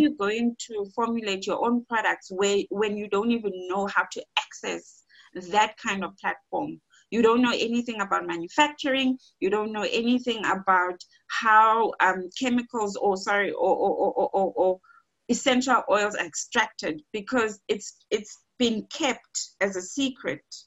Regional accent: Eastern Cape, South Africa; moved away; I am from the Eastern Cape

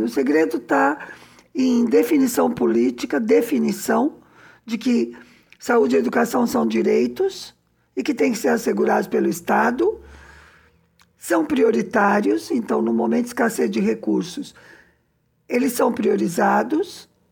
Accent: São Paulo, Brazil; now in Cuba; eu sou de São Paulo

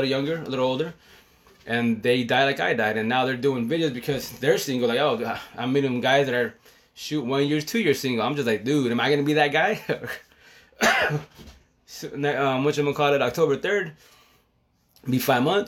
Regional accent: United States; I'm from the States, Chicano

